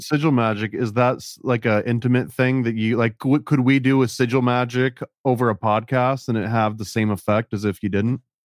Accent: Oneonta, New York, United States; I grew up in Oneana, which was a little bit south of Cooperstown

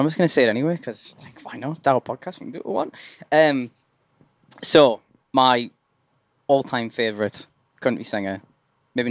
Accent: Durham, North East England, United Kingdom; I'm from Durham.

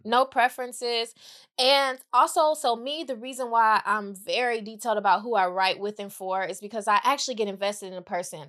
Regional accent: Mississippi, United States; also born or lived in Iowa / Atlanta; now in Los Angeles, United States; got sent to Mississippi to live with my grandmother

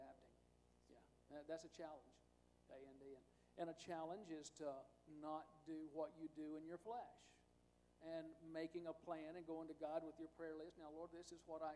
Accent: United States; as an American, not being a Mexican

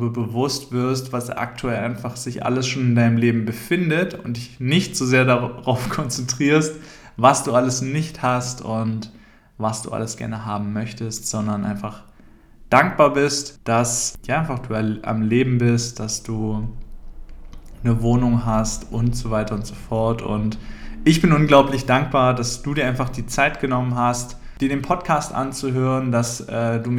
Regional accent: Küchheiling, Thuringia, Germany; Ich komme ursprünglich aus Thüringen, aus einem relativ kleinen Dorf, das heißt Küchheiling. Vielleicht kennst du das oder sagt dir das was. Auf jeden Fall. Es ist da einfach sehr ländlich, sehr ruhig.

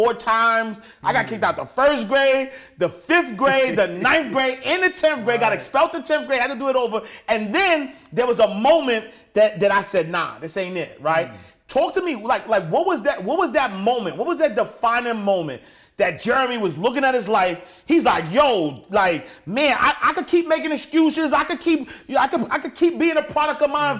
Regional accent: New York City, New York, United States; I'm a kid from Harlem, New York

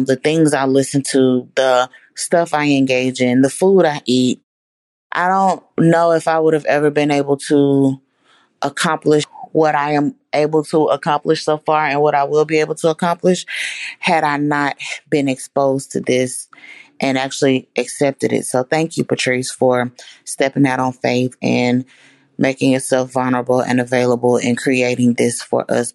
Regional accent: Dallas, Texas, United States; I am from Dallas, Texas

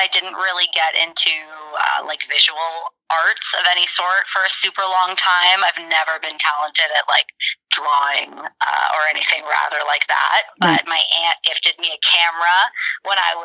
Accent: Mansfield, Ontario, Canada; also born or lived in Newmarket, Ontario / Barrie, Ontario; I was born in Newmarket, raised in Barrie for a few years until about grade two. And then I moved to Mansfield, it's called. It's very small, kind of little town next to a ski hill in the country, in Ontario as well. But then I stayed there all through high school

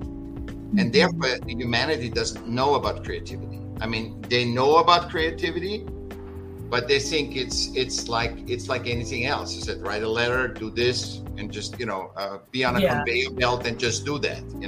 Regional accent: Vienna, Austria; now in California, United States; I was born in Vienna, in Austria.

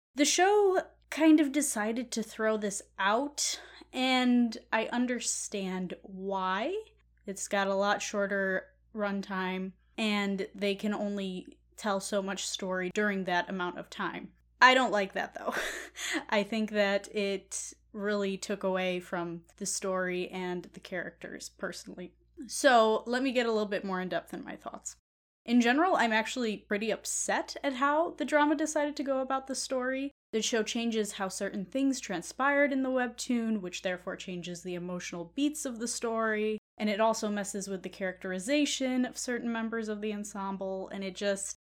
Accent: United States; being an American

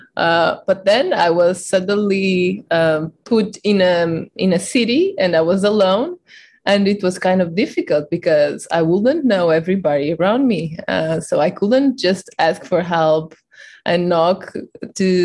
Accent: Portugal; I was born and raised in a really small village in Portugal

